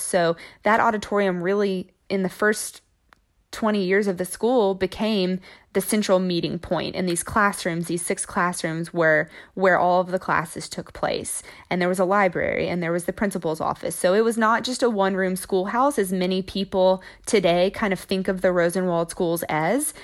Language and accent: English; Braden, Tennessee, United States; also born or lived in Memphis, Tennessee; I was born in Memphis, Tennessee, but when I was about two years old, my parents decided they wanted to get out of the city, and so they moved to Braden, Tennessee